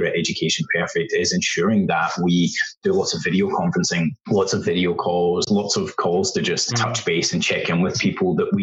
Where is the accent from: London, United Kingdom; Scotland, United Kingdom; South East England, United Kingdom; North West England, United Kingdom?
Scotland, United Kingdom; west coast of; moved away as an adult; also born or lived in Thailand / Vietnam / China; now in Melbourne, Australia; we grew up together in a very small country town in the west coast of Scotland